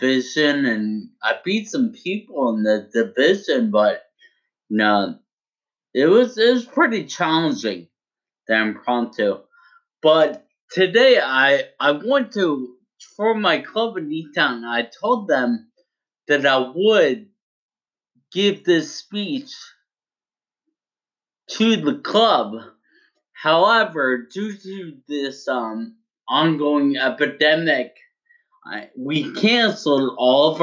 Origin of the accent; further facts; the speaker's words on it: United States; I'm very proud to be an American